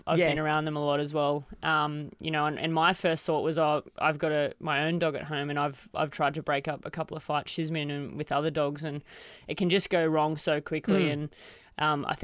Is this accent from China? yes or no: no; country Queensland, Australia; also born or lived in Shepparton, Victoria; I grew up in Queensland and started all my cricket up there